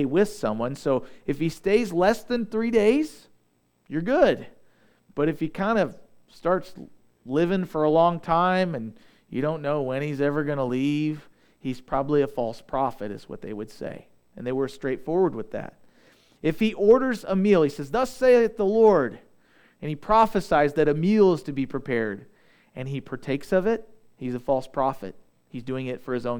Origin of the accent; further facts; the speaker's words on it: Southeast Missouri, United States; I'm from Southeast Missouri